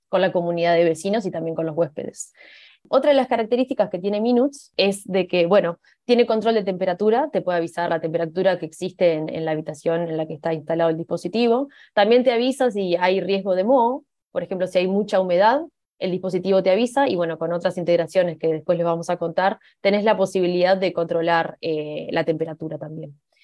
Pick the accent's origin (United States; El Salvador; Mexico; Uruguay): Uruguay; now in Spain; Soy uruguaya, por eso mi acento.